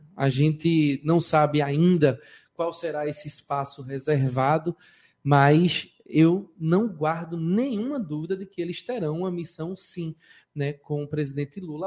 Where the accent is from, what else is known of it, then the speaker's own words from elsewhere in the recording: Petrolina, Pernambuco, Brazil; eu venho lá do sertão, eu venho de Petrolina